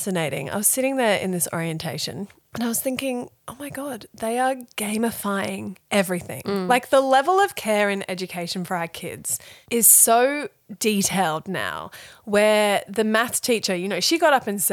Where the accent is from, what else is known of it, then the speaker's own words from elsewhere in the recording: Thailand; moved away; I was born in Thailand. I went to a Thai school